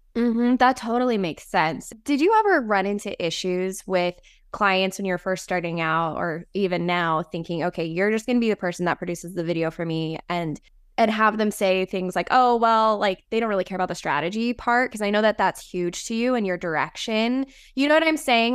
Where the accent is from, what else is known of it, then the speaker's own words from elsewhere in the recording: Las Vegas, Nevada, United States; I grew up in the desert. I grew up